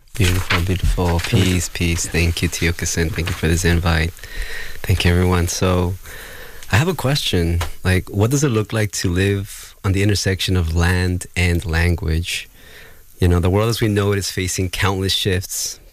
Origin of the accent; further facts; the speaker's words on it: Gualaceo, Azuay, Ecuador; moved away; I incarnated on this the land currently referred to as Gualaceo, Ecuador